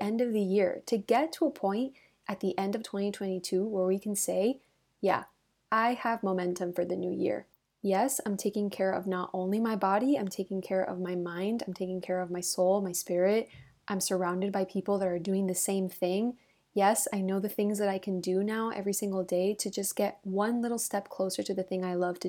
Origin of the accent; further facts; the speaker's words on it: Miami, Florida, United States; now in Madrid, Spain; I grew up in Miami and so I never had seasons. So I think now living in Madrid